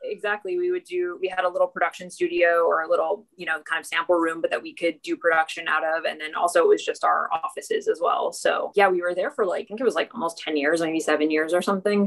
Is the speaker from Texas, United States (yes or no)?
yes; Texas, United States; moved away; also born or lived in New York; growing up in Texas.